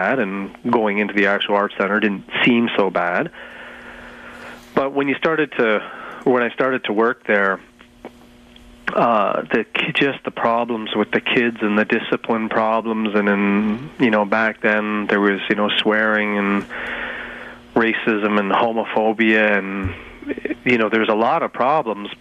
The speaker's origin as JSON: {"language": "English", "town": "London", "region": "Ontario", "country": "Canada", "moved": "yes", "lives_now": "Toronto, Canada"}